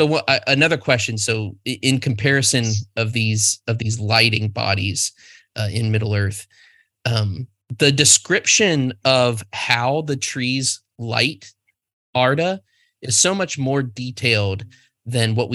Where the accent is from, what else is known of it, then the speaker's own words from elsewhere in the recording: United States; I'm American